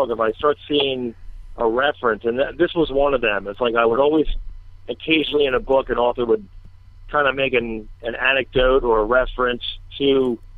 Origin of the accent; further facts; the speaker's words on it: Collingswood, New Jersey, United States; also born or lived in Cape May; I, I kind of grew up in um, around the Collingswood area for some of it, um, and then um, and then Cape May down the shore